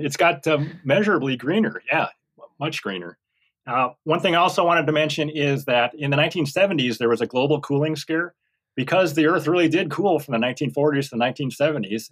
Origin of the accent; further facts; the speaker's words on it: Minnesota, United States; old home hometown in Minnesota